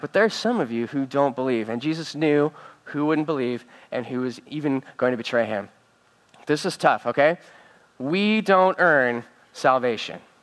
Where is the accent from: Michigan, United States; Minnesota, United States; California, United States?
California, United States; Northern; I'm from Northern California